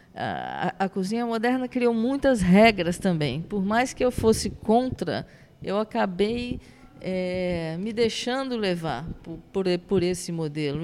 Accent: Rio Grande do Sul, Brazil; now in Rio de Janeiro, Brazil; Eu nasci no Rio Grande do Sul

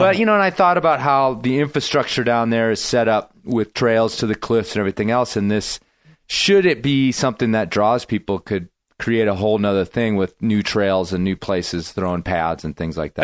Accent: United States; I'm American guy

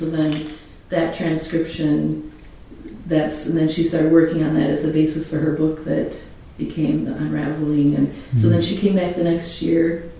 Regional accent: Michigan, United States; moved away; also born or lived in California / England; I grew up in Michigan.

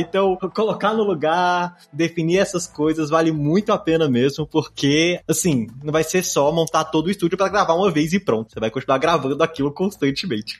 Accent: Brazil; somos brasileiros

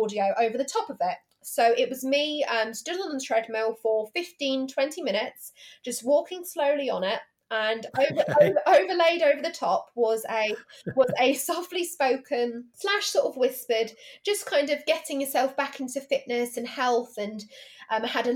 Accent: England, United Kingdom; accent: posh English; the apparently posh English

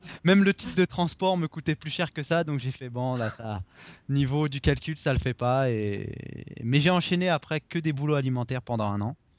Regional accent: France; moved away as an adult; now in Toronto, Canada; je suis français, mais je suis quand même un, étranger ici

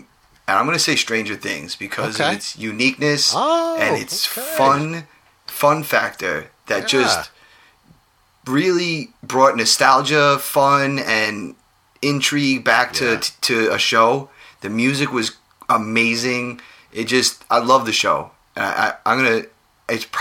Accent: Long Island, New York, United States

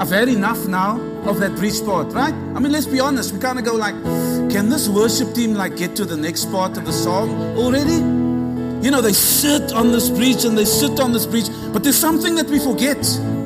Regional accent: Cape Town, Western Cape, South Africa; moved away as an adult; now in Sydney, Australia; I'm originally from the place that Jesus also comes from, which is Cape Town. Cape Town's a beautiful city in South Africa. We moved to Australia 2006.

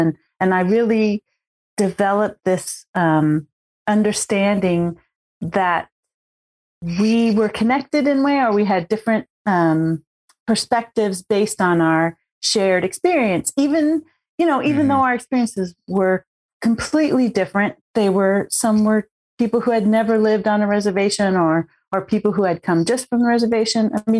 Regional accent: California, United States; also born or lived in Oregon / Washington; Even though I'm from a tribe from Northern California, I grew up in California, Oregon, and Washington State.

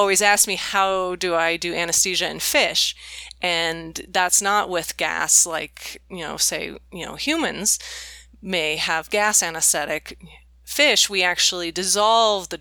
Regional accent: Bay Area, California, United States; I grew up in the Bay Area in California

